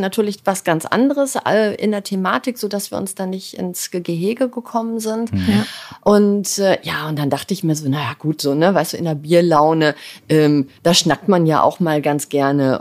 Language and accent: German; Dortmund, North Rhine-Westphalia, Germany; now in Hamburg, Germany; ich bin ein Kind des Ruhrgebiets. Ähm, ich bin, äh, in Dortmund geboren